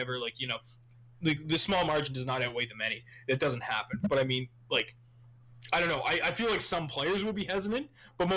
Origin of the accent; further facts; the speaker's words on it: Canada; I'm Canadian